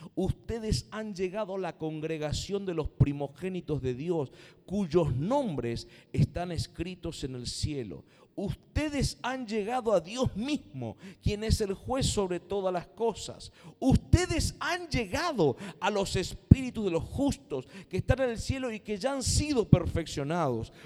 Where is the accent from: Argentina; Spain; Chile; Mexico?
Argentina; Somos argentinos